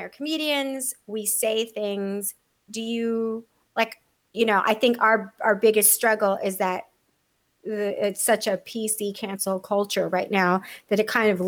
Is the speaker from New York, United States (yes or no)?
no; San Diego, California, United States; moved away; also born or lived in Texas; I grew up in San Diego and Texas, but like I was a kid, so mostly I remember San Diego